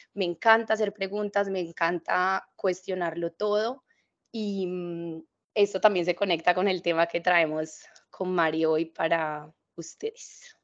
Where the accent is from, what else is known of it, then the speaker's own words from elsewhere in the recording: Cali, Valle del Cauca, Colombia; accent: caleño mixed with paisa; moved away; also born or lived in Bali; es una mujer que nace eh, en Cali, yo soy caleña